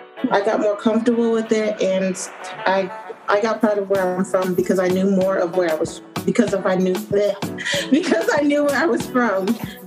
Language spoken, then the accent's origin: English; United States; also born or lived in Liberia; I came here when I was really young, so I struggled a lot with identity because I was too American for the Africans and I was too African for the Americans.